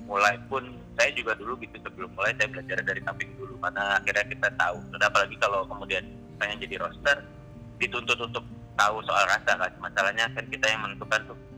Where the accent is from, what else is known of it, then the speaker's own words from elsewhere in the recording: Java, Indonesia; walaupun saya sebagai orang Jawa, saya juga kadang-kadang masih kaget